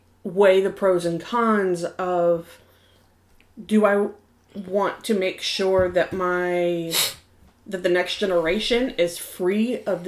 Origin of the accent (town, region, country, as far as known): United States